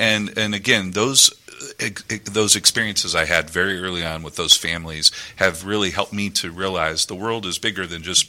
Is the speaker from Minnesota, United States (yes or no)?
no; Iowa, United States; I grew up in Iowa